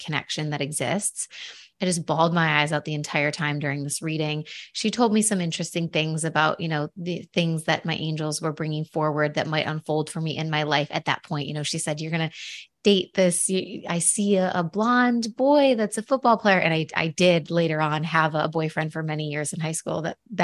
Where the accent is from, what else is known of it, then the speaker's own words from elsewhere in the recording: Buffalo, New York, United States; I'm from Buffalo